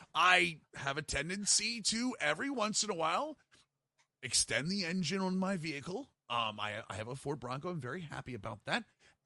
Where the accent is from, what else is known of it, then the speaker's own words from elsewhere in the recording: Canada; It's me. I'm a Canadian.